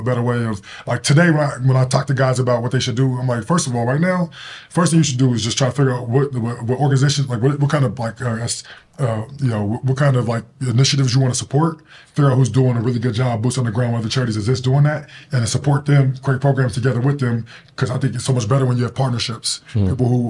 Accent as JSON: {"language": "English", "town": "Denver", "region": "Colorado", "country": "United States", "tie": "born or raised there", "said": "Denver, Colorado."}